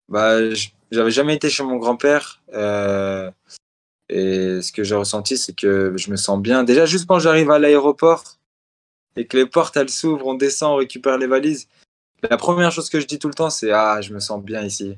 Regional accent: France; Je suis un Algérien qui est né en France, mais je représente la France maintenant

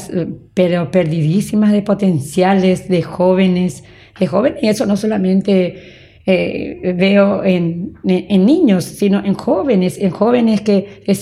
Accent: San Juan Bautista, Misiones, Paraguay; moved away; also born or lived in Asunción; Nací en San Juan Bautista, Misiones.

